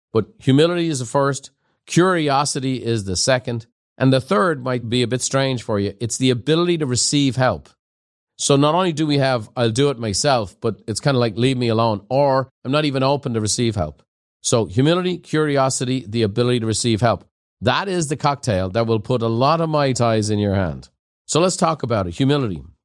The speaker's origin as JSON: {"language": "English", "country": "Ireland", "tie": "born or raised there", "moved": "yes", "said": "growing up in Ireland in a pub"}